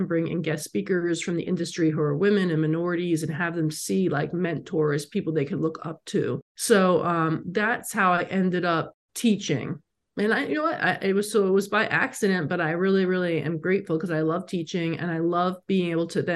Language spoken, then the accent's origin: English; New York, United States; also born or lived in Los Angeles / San Francisco; now in Las Vegas, United States; I'm from New York and I lived in LA and San Francisco